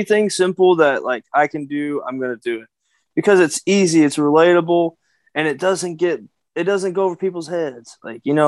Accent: Kentucky, United States; I'm a Kentucky boy. I'm from the South.

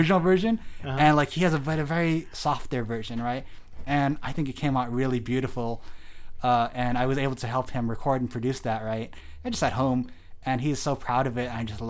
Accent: Delano, California, United States; also born or lived in Bakersfield; I come from. So the Valley, right? That's where I come from, the Central Valley.

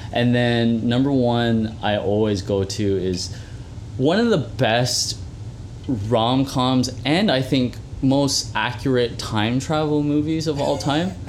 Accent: Mississauga, Ontario, Canada; I was born in Mississauga Hospital.

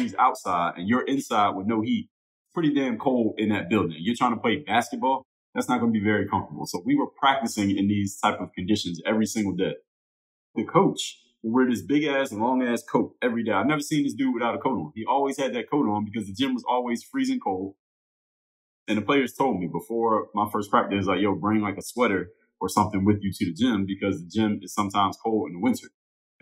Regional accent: United States; we're born and raised in America

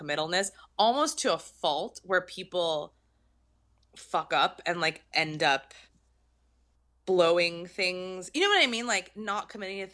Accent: Torrance, California, United States; accent: Valley girl; also born or lived in San Fernando Valley; I'm from Torrance technically, but like I'm basically a Valley girl, you know, that's how I learned how to speak.

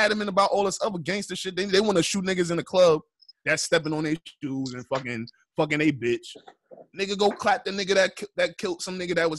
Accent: United States; I'm from the United States

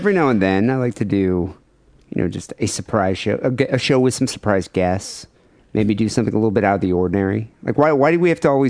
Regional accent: Bay City, Michigan, United States; moved away; my hometown, Bay City, Michigan.

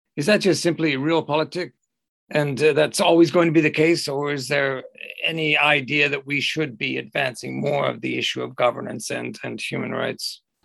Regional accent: Canada; I'm a Canadian

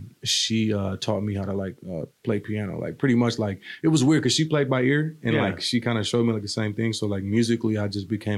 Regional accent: Omaha, Nebraska, United States; also born or lived in Newport, United States / Maryland, United States / Pennsylvania, United States / Virginia, United States; I was born in Newport, Rhode Island. We moved around a lot. Had a lot of family here. So after being in like Maryland, after Rhode Island for a little while, Pennsylvania and Virginia, I believe, a couple other places, we came to Omaha.

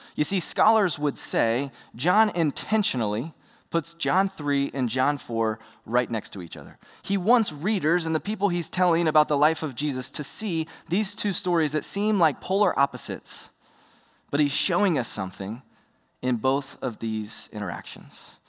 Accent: Roanoke, Virginia, United States; I grew up in Roanoke, Virginia

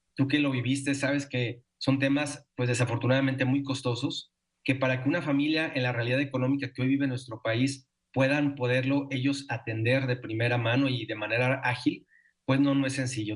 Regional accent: Mexico; como mexicanos

